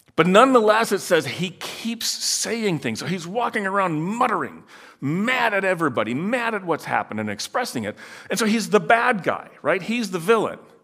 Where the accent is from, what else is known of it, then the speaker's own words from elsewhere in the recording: Netherlands; moved away; I grew up in Holland